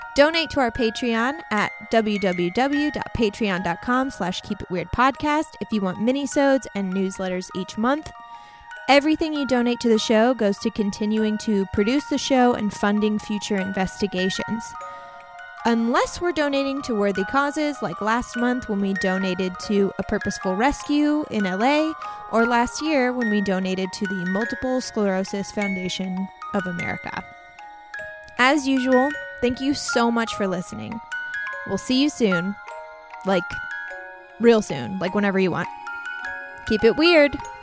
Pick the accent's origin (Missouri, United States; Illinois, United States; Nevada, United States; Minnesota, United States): Illinois, United States; Southern; I'm from Southern Illinois